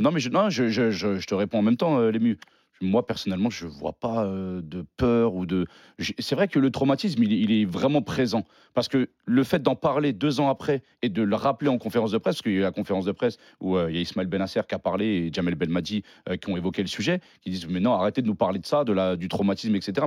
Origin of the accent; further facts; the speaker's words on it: Algeria; Je suis algérien